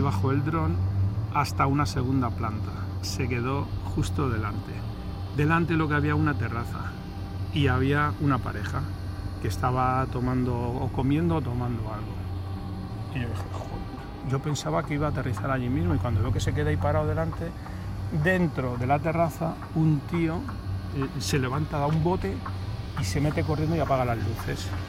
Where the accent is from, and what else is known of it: Madrid, Community of Madrid, Spain; now in Málaga, Spain